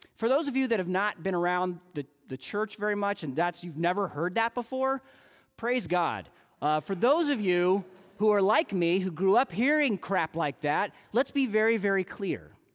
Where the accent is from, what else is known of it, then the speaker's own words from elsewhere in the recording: United States; we American evangelicals